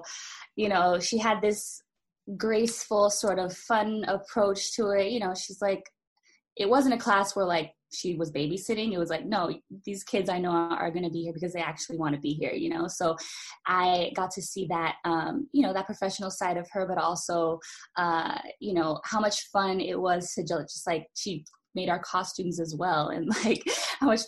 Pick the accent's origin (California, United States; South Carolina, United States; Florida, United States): California, United States; Los Angeles; a young child growing up